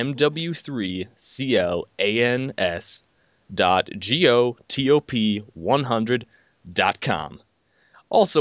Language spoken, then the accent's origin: English; Flint, Michigan, United States; I'm 17 and from Flint, Michigan